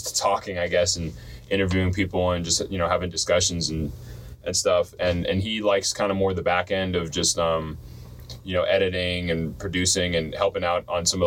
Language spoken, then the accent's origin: English; Florida, United States; now in Washington, United States; I grew up most of my life in Florida